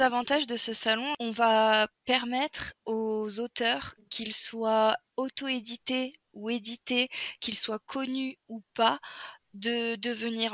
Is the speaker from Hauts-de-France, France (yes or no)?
yes; the North, Hauts-de-France, France; moved away; je suis nordiste de base